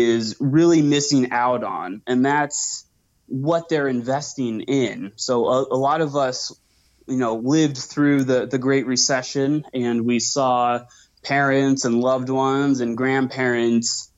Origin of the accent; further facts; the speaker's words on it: Seattle, Washington, United States; moved away as an adult; now in Arizona, United States; I grew up in Seattle, grew up on the ocean, sailing with my parents, and moved to Arizona a couple years ago